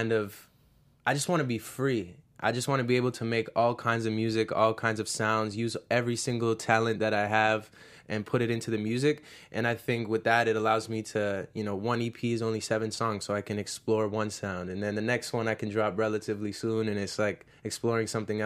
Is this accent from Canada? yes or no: yes; Canada; also born or lived in Springfield, Illinois, United States; I'm from Canada